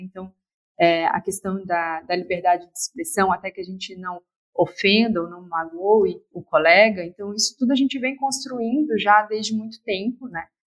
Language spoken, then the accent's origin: Portuguese; Florianópolis, Santa Catarina, Brazil; eu sou de Florianópolis